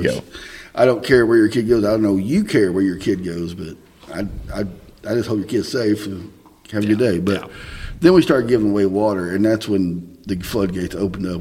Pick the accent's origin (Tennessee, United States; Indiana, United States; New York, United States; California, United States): Indiana, United States; Southern; Southern Indiana